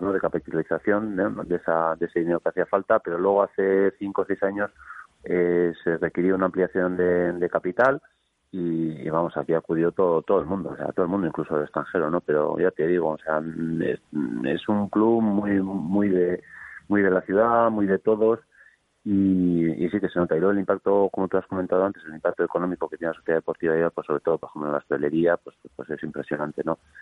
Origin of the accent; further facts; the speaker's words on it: Eibar, Basque Country, Spain; yo soy de Ibar.